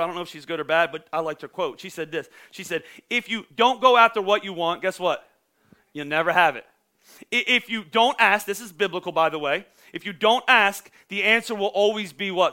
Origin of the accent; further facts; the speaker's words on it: Pennsylvania, United States; I'm from Pennsylvania